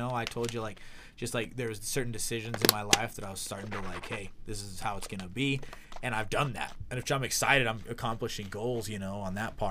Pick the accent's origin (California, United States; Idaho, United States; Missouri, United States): Idaho, United States; Blackfoot; It's my hometown, baby.